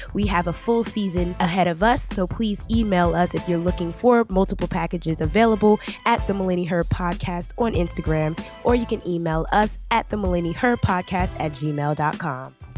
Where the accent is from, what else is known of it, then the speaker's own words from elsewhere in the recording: Hillside, New Jersey, United States; my hometown favorite. It's like the neighborhood, uh, Carly's Lounge in, uh, Hillside